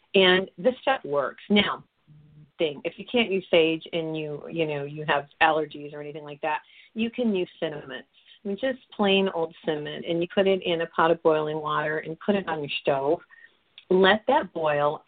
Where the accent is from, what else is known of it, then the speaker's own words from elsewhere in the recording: New Mexico, United States; I'm from New Mexico